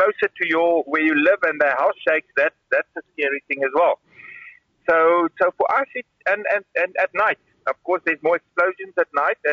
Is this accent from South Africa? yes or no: yes; Karoo, South Africa; moved away as an adult; now in Kyiv, Ukraine; I come from the Karoo